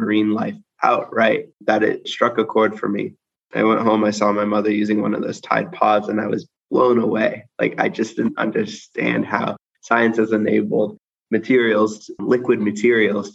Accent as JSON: {"language": "English", "town": "Seattle", "region": "Washington", "country": "United States", "tie": "born or raised there", "said": "I grew up in Seattle, Washington, the great Pacific Northwest."}